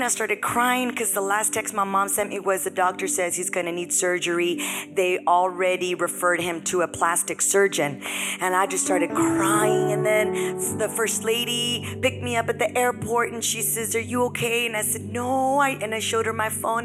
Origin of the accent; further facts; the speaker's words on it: United States; now in Bellingham, United States; we were born here, we're American citizen, but our culture is Hispanic